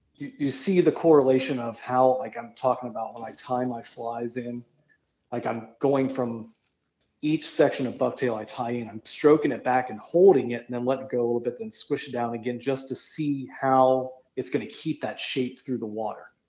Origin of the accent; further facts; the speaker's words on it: Midwest, United States; I'm from the Midwest